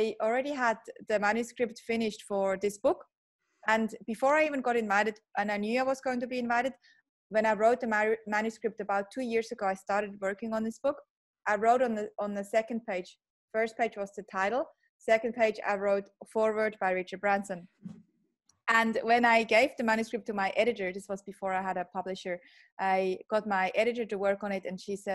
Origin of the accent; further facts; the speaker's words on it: Switzerland; moved away as an adult; now in Australia; a Swiss born Aussie now. I grew up in Switzerland and have been in Australia for 15 years, still have an accent